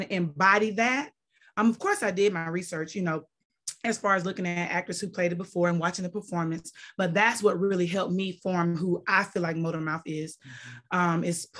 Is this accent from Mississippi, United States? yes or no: yes; Mississippi, United States; I'm from Mississippi.